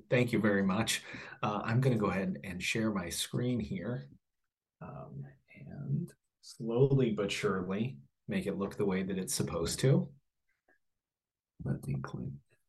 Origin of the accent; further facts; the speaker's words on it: Kansas City, Missouri, United States; moved away; also born or lived in St. Louis; We are two sons of Missouri, wayward sons, perhaps. I'm originally from Kansas City, went to college in St. Louis. My family was from St. Louis, so from the U City and the Clayton area around there.